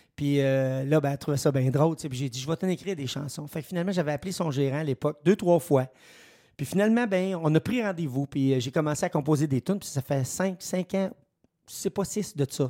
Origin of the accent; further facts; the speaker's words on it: Saint-Edmond, Quebec, Canada; je suis natif de Saint-Edmond